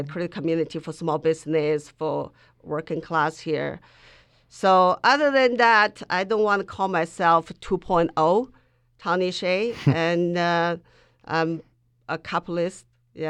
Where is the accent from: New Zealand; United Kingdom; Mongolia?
Mongolia; English is a second language; at the time when I grew up in Mongolia, it was still like a caste system like India.